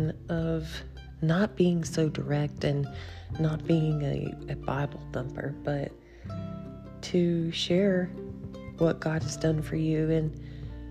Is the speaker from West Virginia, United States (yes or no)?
yes; Logan, West Virginia, United States; now in Beckley, United States; my hometown, where I was born and raised